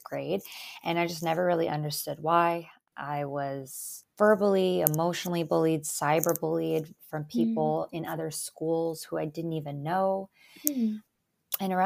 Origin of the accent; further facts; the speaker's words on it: Canada; English is a second language; also born or lived in Albania; I was born in Albania. Moved to Canada with my family when I was 3. So English is actually my second language. Kind of got settled into Canadian life quite quickly